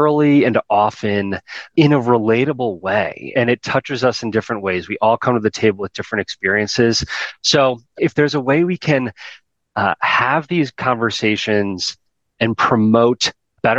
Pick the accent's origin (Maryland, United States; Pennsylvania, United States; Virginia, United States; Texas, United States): Maryland, United States; Baltimore; also born or lived in Midwest; Born and raised in Baltimore. I'm first generation Baltimore.